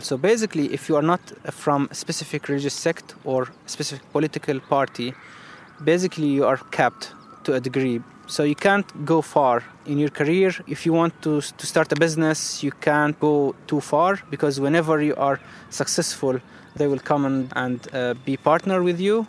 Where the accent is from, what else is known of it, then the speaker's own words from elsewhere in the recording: Syria; moved away as an adult; now in London, United Kingdom; I'm a refugee from Syria and I work here in London